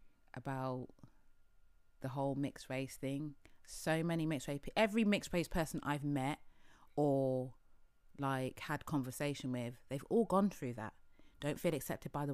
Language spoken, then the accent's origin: English; Oxford, South East England, United Kingdom; we're from Oxford